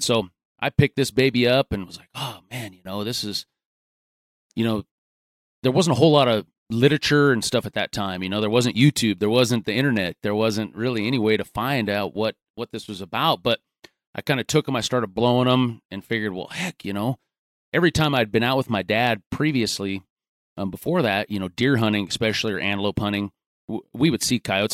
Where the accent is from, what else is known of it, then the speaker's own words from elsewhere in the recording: Gering, Nebraska, United States; I grew up out in, in western Nebraska, uh, graduated high school from Garing